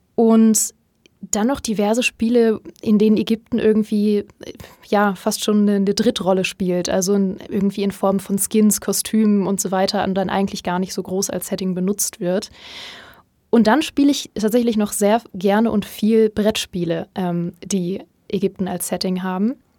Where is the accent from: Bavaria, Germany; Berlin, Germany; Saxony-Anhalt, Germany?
Berlin, Germany; damals noch in Berlin, wo ich herkomme